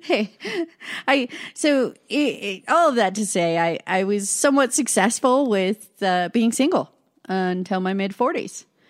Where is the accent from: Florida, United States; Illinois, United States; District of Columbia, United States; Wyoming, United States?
Wyoming, United States; Casper; I was born and raised in Casper, Wyoming